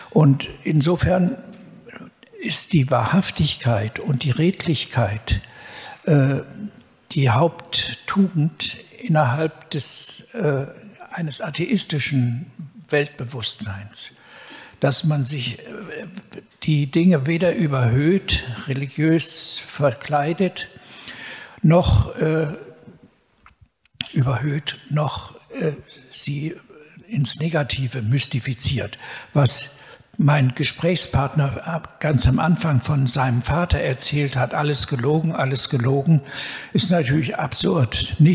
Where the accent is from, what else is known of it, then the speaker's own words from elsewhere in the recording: Cologne, North Rhine-Westphalia, Germany; Äh, ich bin im Hillige Kölle groß geworden